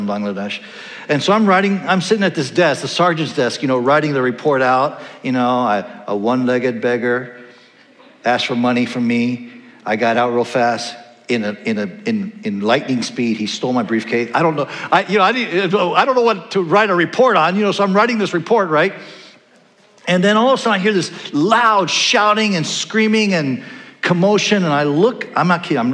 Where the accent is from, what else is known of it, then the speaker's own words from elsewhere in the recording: Panama; also born or lived in California; now in Iowa City, United States; I grew up in Panama, the country of Panama, and my neighborhood was called Nueva California, New California.